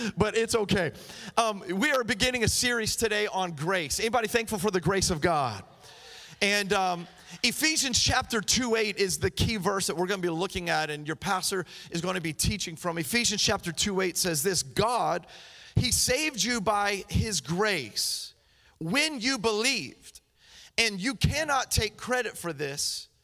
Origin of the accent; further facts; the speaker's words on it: Miami, Florida, United States; I'm from Miami